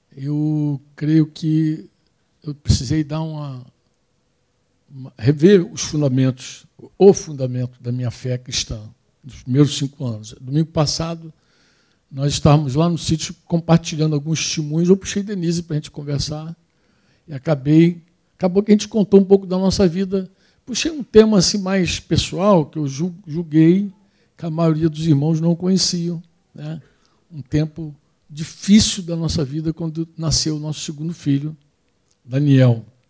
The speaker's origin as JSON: {"language": "Portuguese", "country": "Brazil", "said": "a gente é brasileiro"}